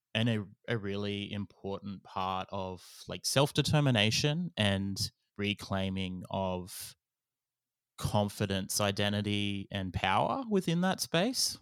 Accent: Gamilaroi Darug, New South Wales, Australia; I am a Goomiloi Darug fella

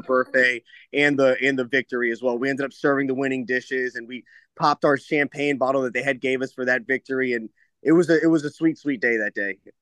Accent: Tampa, Florida, United States; I'm born and raised in Tampa

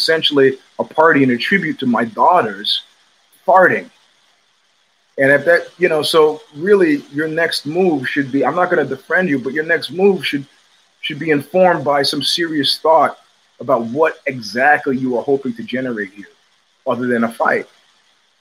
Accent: New York City, New York, United States; also born or lived in New Rochelle, New York / Cobble Hill, Brooklyn / Crown Heights, Brooklyn / Flatbush, Brooklyn; I grew up in Jamaica, Queens

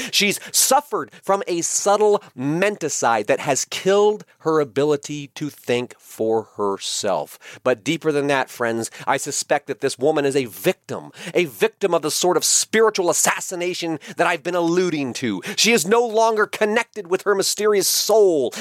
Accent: United States; I am an American. And that means that I was born free. I was born in a free country

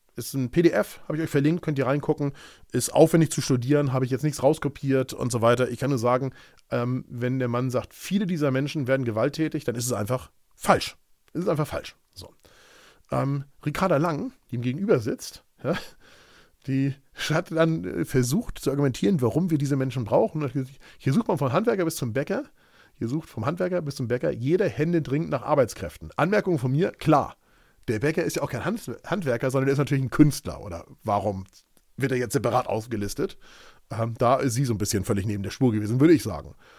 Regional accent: Hamburg, Germany; Ich bin Hamburger Jung und nur weil ich paar hundert Meter vom Ortsschild entfernt wohne

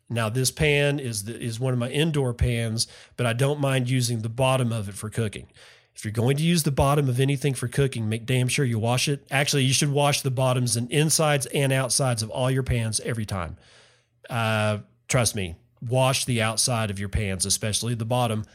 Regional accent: West Texas, United States; moved away; I grew up in West Texas, where it's always hot in the summers

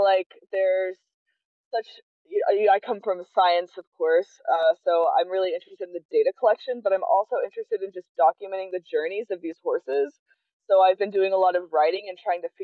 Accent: East Tennessee, United States; moved away as an adult; also born or lived in Aiken, South Carolina; now in Vermont, United States; I grew up in East Tennessee

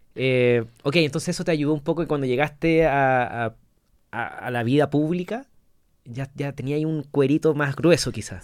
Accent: La Serena, Coquimbo, Chile; moved away; yo soy de La Serena

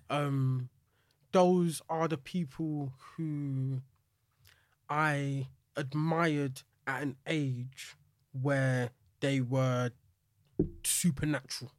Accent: England, United Kingdom; I can accept that I'm British or English or whatever you wanna call it.

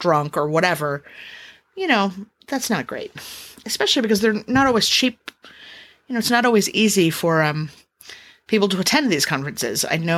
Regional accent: Los Angeles, California, United States; moved away; I'm from Los Angeles, so I have family there

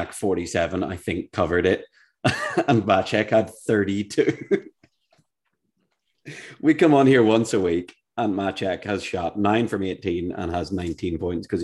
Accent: Ireland; I'm Irish

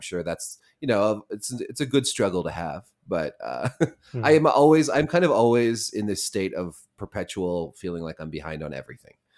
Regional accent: Montana, United States; moved away; I was born in Montana

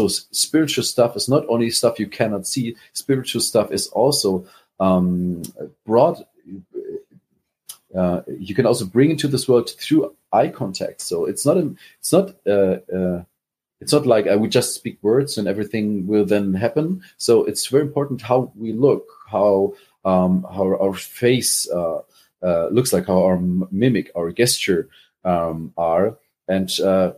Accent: Germany; accent: German; English is a second language; Is my accent too hard? Is it too German?

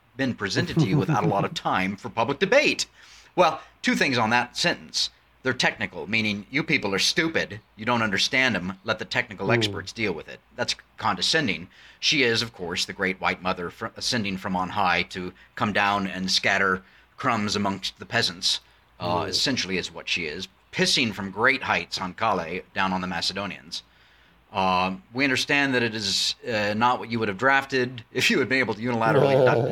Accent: United States; as an American

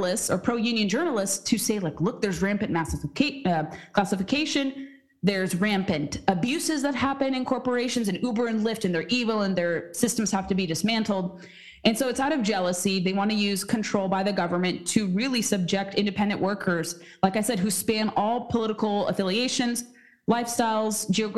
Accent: California, United States; now in Washington, D.C., United States; someone who is from California

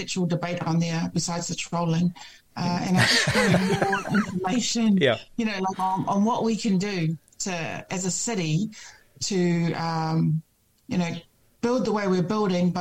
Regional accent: Auckland, New Zealand; also born or lived in Glen Innes; I grew up in Mangere. So I lived on Ashgrove Road

